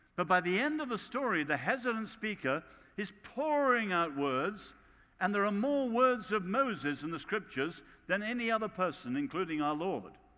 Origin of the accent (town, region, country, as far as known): England, United Kingdom; accent: English